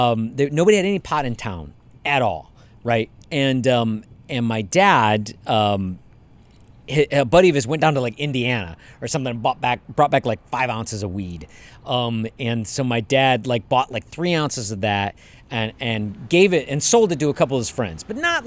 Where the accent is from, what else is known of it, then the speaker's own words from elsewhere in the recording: Canada; I'm Canadian, apparently.